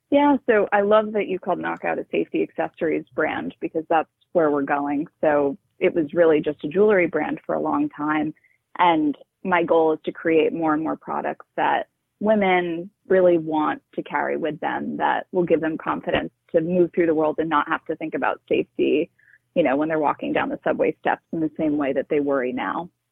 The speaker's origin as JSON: {"language": "English", "town": "New York City", "region": "New York", "country": "United States", "tie": "born or raised there", "said": "I grew up in New York City"}